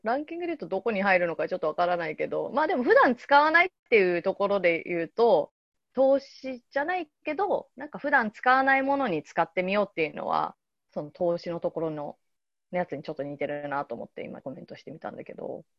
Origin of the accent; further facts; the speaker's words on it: Yokohama, Kanagawa, Japan; 私横浜出身なんだけど